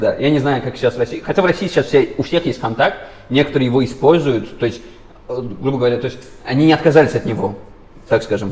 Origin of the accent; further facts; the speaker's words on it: Baku, Azerbaijan; я сам из Баку